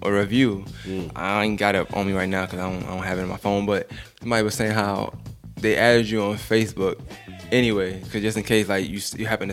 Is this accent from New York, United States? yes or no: yes; New York City, New York, United States; I'm from one part of Bushwick. I got loyalty.